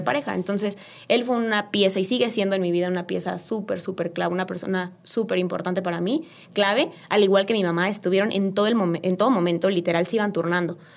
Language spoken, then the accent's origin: Spanish; Querétaro, Mexico; yo soy queretana, 100%